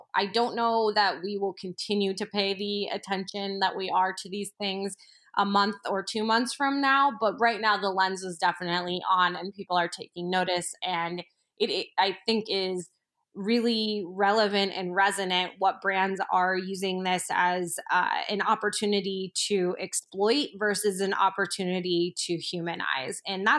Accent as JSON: {"language": "English", "town": "New York City", "region": "New York", "country": "United States", "said": "and granted, I am a New Yorker, so I'm obviously in a microcosm that is traditionally more open than other parts of the country"}